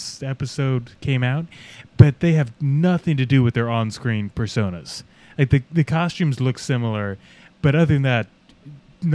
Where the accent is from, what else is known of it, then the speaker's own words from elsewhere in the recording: Virginia, United States; I grew up in Virginia